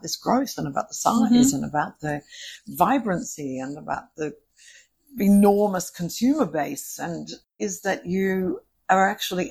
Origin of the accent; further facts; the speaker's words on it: Australia; I'm from Australia